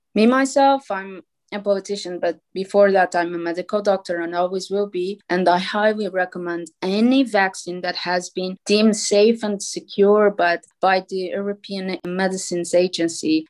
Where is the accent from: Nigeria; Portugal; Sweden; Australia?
Portugal; I come from Portugal.